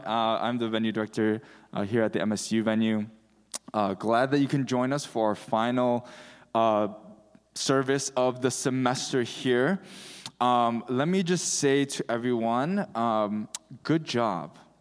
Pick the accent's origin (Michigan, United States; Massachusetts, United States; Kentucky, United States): Michigan, United States; I'm from Michigan